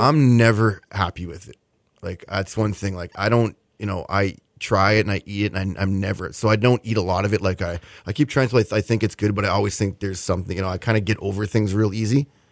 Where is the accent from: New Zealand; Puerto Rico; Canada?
Canada; Winnipeg, Manitoba; now in Houston, United States; it's my hometown